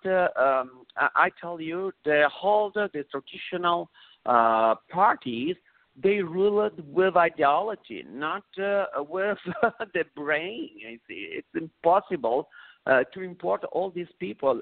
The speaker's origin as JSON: {"language": "English", "town": "Vicenza", "region": "Veneto", "country": "Italy", "also_born_or_lived": "Rome", "second_language": "English", "moved": "yes", "said": "originally I'm from Venice, Syria, the northeast of Italy, but I live okay. also in Rome"}